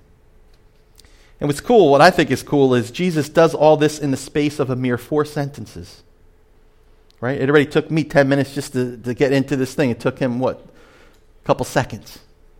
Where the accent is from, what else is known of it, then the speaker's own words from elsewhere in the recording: Point Pleasant, New Jersey, United States; I'm from Point Pleasant, New Jersey, a beach town